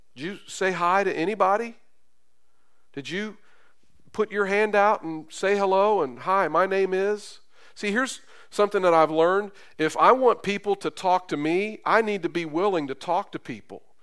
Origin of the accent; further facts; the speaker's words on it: Carrollton, Kentucky, United States; now in Terre Haute, United States; where I grew up in Carrollton, Kentucky on Winslow Street.